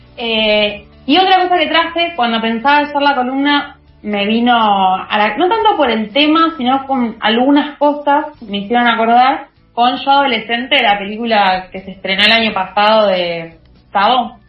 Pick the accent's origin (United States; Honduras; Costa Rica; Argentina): Argentina; pensarnos como argentinos